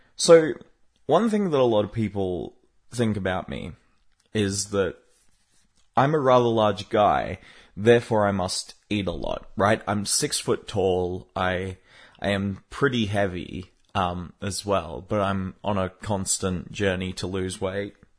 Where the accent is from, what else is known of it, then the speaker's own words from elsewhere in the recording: Australia; I'm an Australian